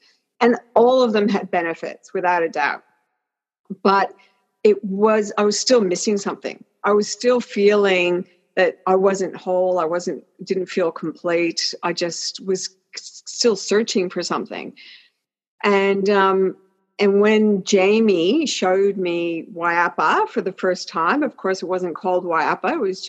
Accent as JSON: {"language": "English", "country": "Canada", "tie": "born there", "also_born_or_lived": "Australia", "said": "I was born in Canada, but my parents were Welsh, and lived in Australia for 38 years."}